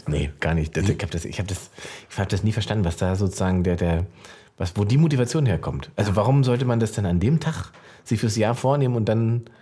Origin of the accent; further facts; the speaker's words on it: Salzwedel, Saxony-Anhalt, Germany; da, wo ich herkomme, Salzwedel, Sachsen-Anhalt